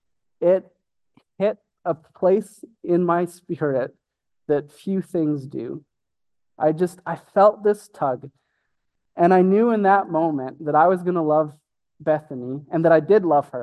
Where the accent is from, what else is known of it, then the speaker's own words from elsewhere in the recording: Brooks, Alberta, Canada; also born or lived in Calgary, Alberta; we moved from Brooks, Alberta